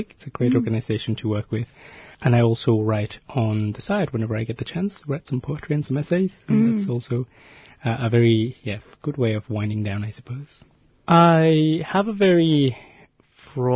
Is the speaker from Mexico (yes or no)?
yes; Mexico; moved away as an adult; now in Melbourne, Australia; I was born and raised in Mexico and moved to Australia about 10 years ago now